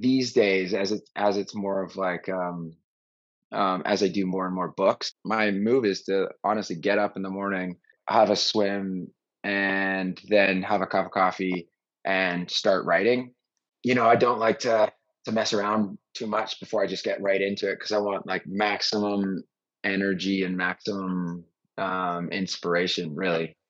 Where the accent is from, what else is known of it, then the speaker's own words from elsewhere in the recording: Vancouver, British Columbia, Canada; also born or lived in Montreal / Los Angeles / Venice; now in Austin, United States; Canadian, Vancouver